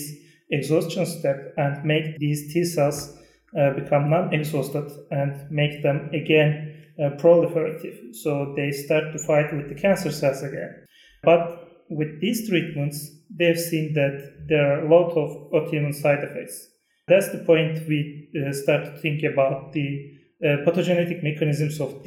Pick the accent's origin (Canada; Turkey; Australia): Turkey; from Turkey